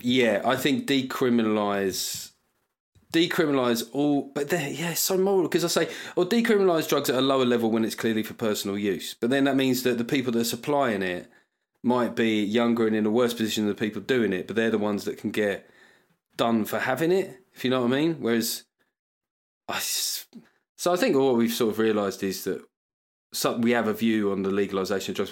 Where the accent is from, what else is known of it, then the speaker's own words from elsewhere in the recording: United Kingdom; what I love about being British